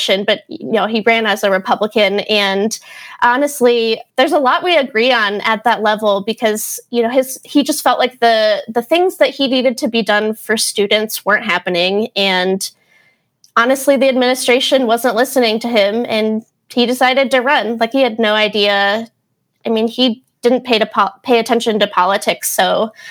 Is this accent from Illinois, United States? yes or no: no; Summit County, Ohio, United States; I'm from Summit County